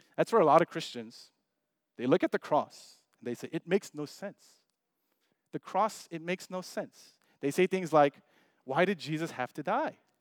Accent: United States; we're Asian American, most of us.

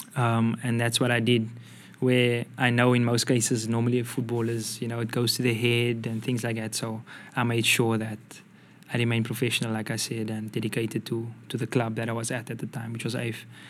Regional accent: South Africa; moved away; I'm from South Africa

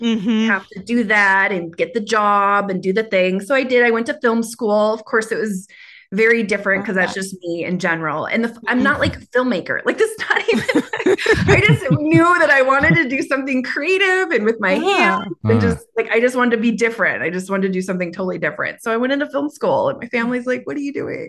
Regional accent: Minnesota, United States; accent: Minnesota; moved away as an adult; also born or lived in California; My Minnesota accent's coming up

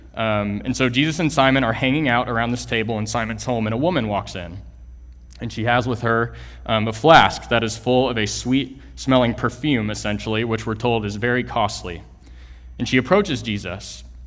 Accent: Kingwood, Texas, United States; moved away as an adult; also born or lived in Lubbock, Texas; I am originally from Kingwood, Texas, which is a small suburb uh, northeast of Houston

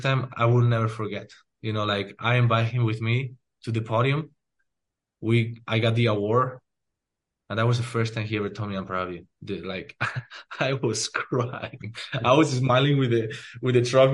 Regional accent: Spain; now in United States; when I grew up in Spain

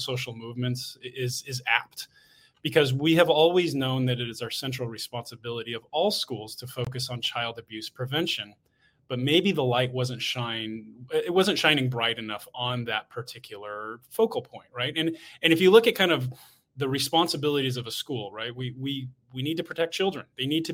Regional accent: United States; moved away; I'm American

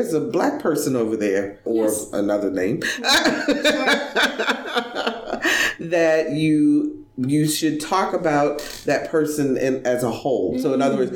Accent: Baltimore, Maryland, United States; So I grew up in Baltimore, Maryland

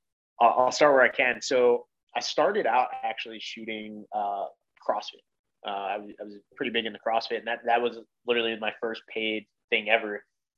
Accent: Philadelphia, Pennsylvania, United States; I grew up in Philly

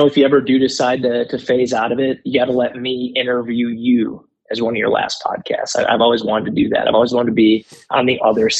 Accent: north central Wisconsin, United States; moved away as an adult; also born or lived in Denver, Colorado; now in Colorado, United States; I grew up in north central Wisconsin.

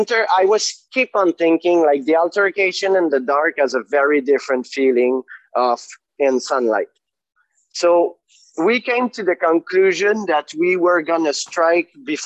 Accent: Canada; we're very polite and diplomatic as Canadian, you know, but we're fairly aggressive.

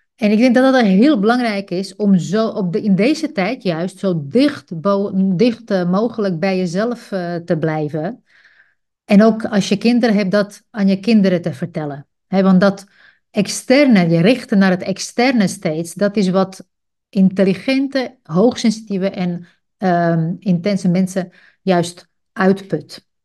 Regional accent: Czechia; Dutch is a second language; moved away as an adult; now in Netherlands; Ik groeide op in een socialistisch land. Ik ben geboren in Tsjechië.

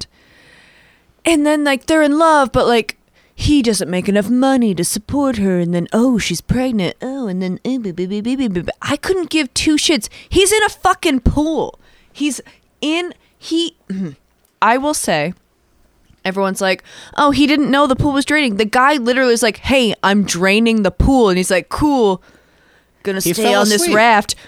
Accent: United States; I'm American

